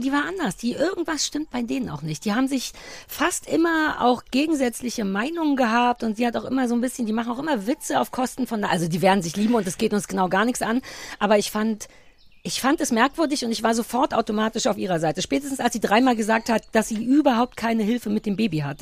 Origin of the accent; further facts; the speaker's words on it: East Germany, Germany; für mich als Ossi